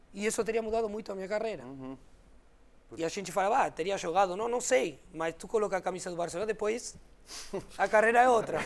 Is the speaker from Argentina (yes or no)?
yes; Argentina